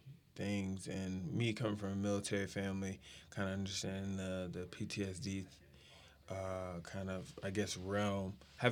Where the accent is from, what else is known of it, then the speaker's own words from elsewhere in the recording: San Antonio, Texas, United States; also born or lived in Wichita, Kansas; I was born in Wichita, Kansas, lived there for 7 years, and then went to San Antonio